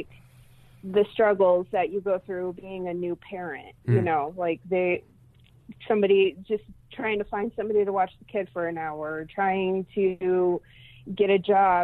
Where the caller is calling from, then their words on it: Seattle, Washington, United States; I'm calling from Seattle, Washington